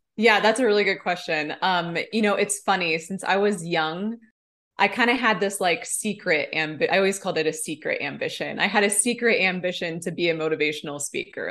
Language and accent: English; Nebraska, United States; now in Bozeman, United States; I am originally from Nebraska. That's where I grew up